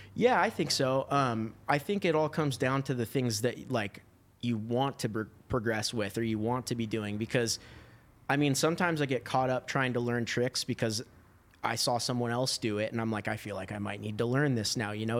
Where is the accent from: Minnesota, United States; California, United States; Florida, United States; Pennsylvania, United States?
California, United States; Huntington Beach; also born or lived in Washington; I grew up in Huntington Beach